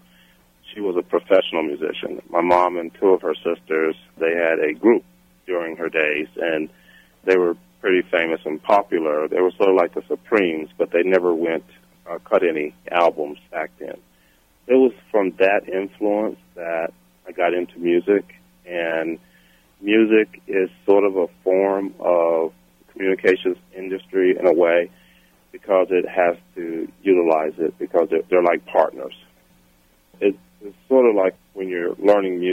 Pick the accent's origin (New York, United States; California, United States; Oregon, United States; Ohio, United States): Ohio, United States; Dayton; I grew up in Dayton, Ohio.